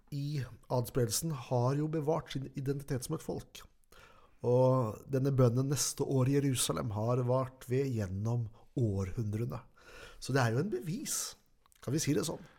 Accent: Norway; her hjemme i Norge

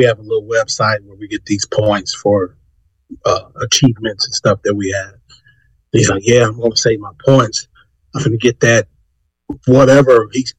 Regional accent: Corpus Christi, Texas, United States; I ain't been out in Corpus in 2 years. Go make the face like, nigga, I don't believe that. In my hometown, I have not been out in 2 years.

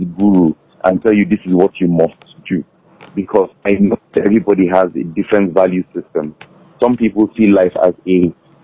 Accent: Nigeria

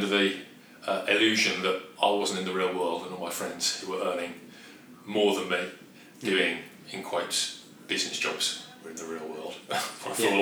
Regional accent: Birmingham, West Midlands, United Kingdom; accent: Brummie; moved away as an adult; also born or lived in London; I'm a Brummie.

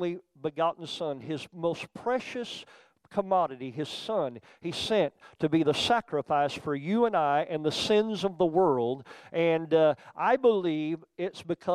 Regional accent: Oklahoma, United States; also born or lived in Youngstown, Ohio; I grew up in Oklahoma

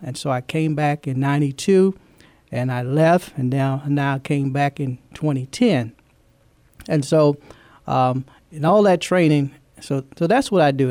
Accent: Louisiana, United States; moved away as an adult; also born or lived in Fort Knox, Kentucky; now in San Antonio, United States; I'm from, um, originally from Louisiana. That's, that's my home

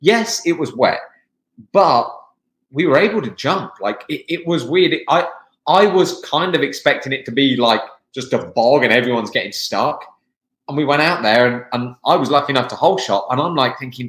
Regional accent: England, United Kingdom; moved away; I'm from the UK, I'm from England.

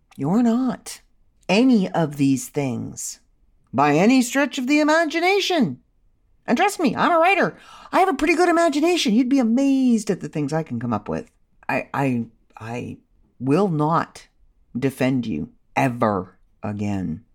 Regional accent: Canada

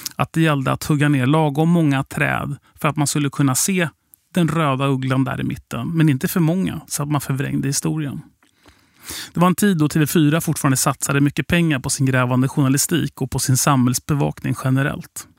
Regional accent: Sweden; vi kom från Sverige

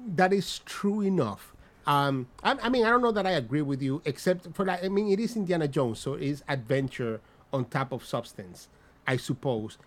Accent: Dominican Republic; accent: Dominican; my Dominican ass accent

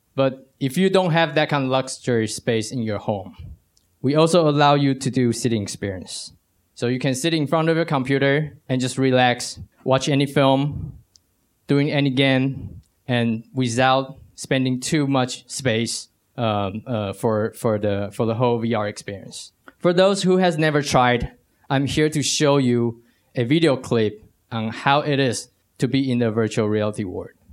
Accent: Taiwan; I'm from Taiwan

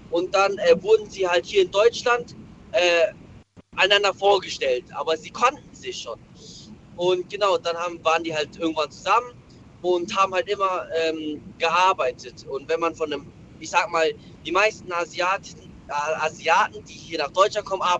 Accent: Malaysia; meine Eltern, beziehungsweise ich komme ursprünglich aus Malaysia und da waren halt die Verhältnisse

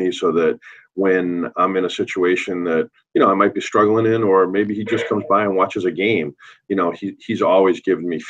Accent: Belmont, Massachusetts, United States; I'm from Belmont, Mass

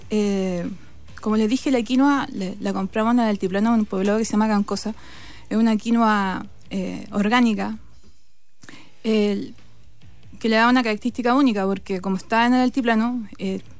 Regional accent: Iquique, Tarapacá, Chile; now in Pica, Chile; Yo nací en Iquique. Eh, mi familia vivía ahí cuando es territorio peruano. Y después me trasladé a trabajar a Pica.

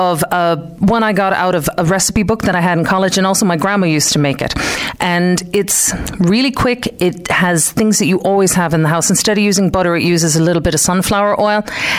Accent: Clare, Munster, Ireland; born or raised there; moved away as an adult; also born or lived in Detroit, United States; now in West Limerick, Ireland

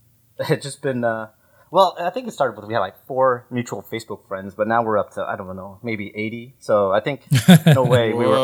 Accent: Milpitas, California, United States; born or raised there; also born or lived in San Jose, California

